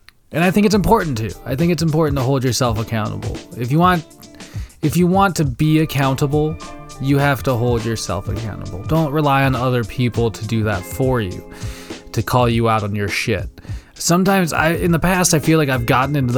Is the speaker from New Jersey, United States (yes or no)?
no; Wenatchee, Washington, United States; that Ice-T movie that was also coincidentally partially filmed in my hometown. The only probably movie claim to fame that Wenatchee Valley has